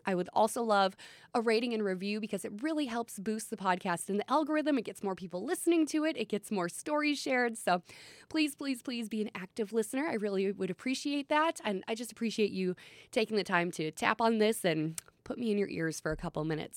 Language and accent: English; Long Prairie, Minnesota, United States; moved away; I'm from Long Prairie, Minnesota, small town in central Minnesota, county seat for Todd County. I was born and raised there